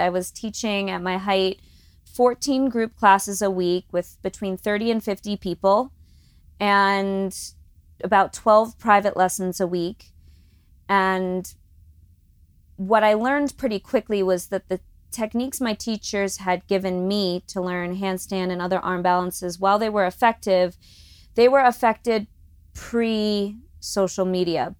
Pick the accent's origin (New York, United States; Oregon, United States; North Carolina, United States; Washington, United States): New York, United States; Long Island; moved away as an adult; also born or lived in Los Angeles; growing up on Long Island